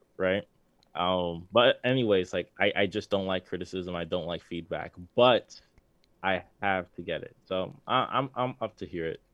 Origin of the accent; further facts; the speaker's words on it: New York, United States; we're from New York.